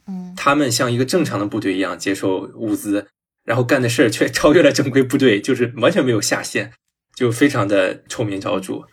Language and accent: Chinese; China; 我觉得，作为一个嗯。中国人